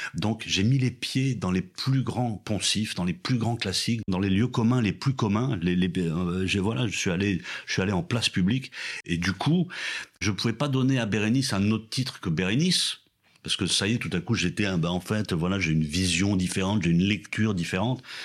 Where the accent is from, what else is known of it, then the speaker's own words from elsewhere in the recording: France; culture dans laquelle je tombe en fait de naissance voilà, je suis français